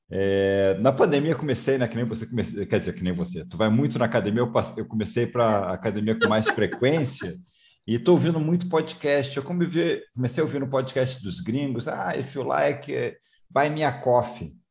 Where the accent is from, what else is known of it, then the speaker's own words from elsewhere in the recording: Rio de Janeiro, Brazil; moved away; Eu também sou é... carioca, estou morando fora do Rio um tempo, mas sou carioca